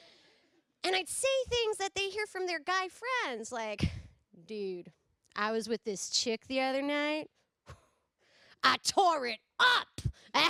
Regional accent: California, United States; I'm from California

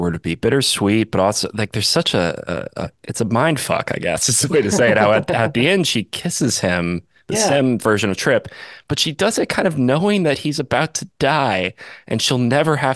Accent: the Northwest, Pacific Northwest, United States; I grew up in the Northwest

